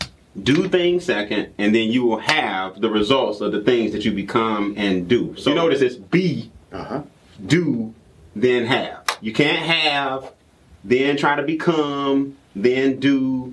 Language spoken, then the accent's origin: English; Atlanta, Georgia, United States; I'm a native from Atlanta, right here, went to Morehouse College, graduated in 1997